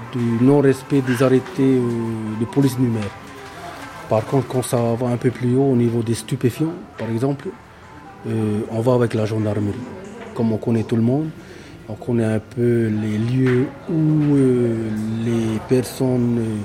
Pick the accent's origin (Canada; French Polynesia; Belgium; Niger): French Polynesia; Ua Pou, Marquesas Islands; je suis né ici à Wapo